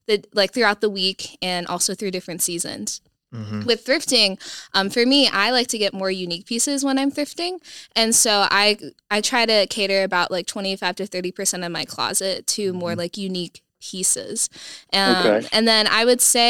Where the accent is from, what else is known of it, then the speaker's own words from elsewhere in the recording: Sioux Falls, South Dakota, United States; moved away as an adult; also born or lived in Phoenix, Arizona; I am originally from Sioux Falls, South Dakota, but my family recently moved about 1.5 years ago to Phoenix.